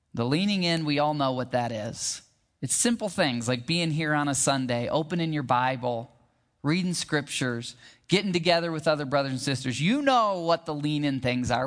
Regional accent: Michigan, United States; now in Arizona, United States; I grew up in Michigan where we've got pretty big rivers and lakes

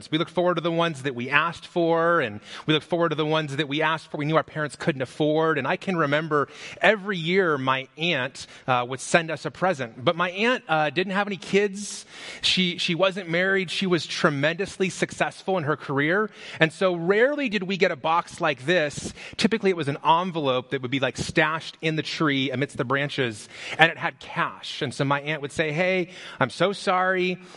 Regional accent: Las Vegas, Nevada, United States; I grew up in Las Vegas, and when I was, I don't know how old that is, five, six years old, it snowed in Las Vegas.

